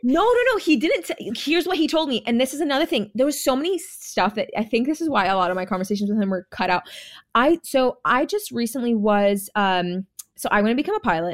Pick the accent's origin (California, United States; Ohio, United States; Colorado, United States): California, United States; also born or lived in Jamaica; now in Texas, United States; I was born in Jamaica, okay? I was raised in California.